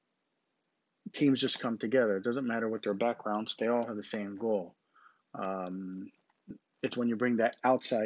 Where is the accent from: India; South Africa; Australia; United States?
United States; I'm an American because I was born here